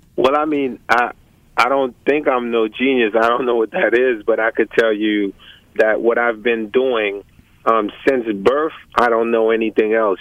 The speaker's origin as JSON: {"language": "English", "country": "Haiti", "said": "I'm from Haiti, right next to Cuba, Santo Domingo, Puerto Rico"}